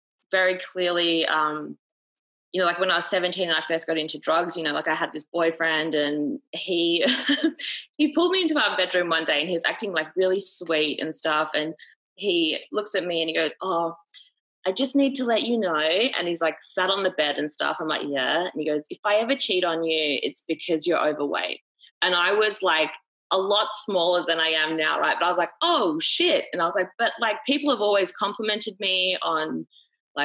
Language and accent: English; Australia; I'm like fucking Aussie, mate